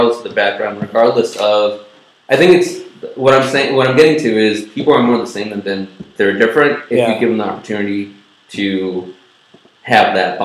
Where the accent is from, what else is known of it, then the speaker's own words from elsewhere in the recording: Evanston, Illinois, United States; I grew up in Evanston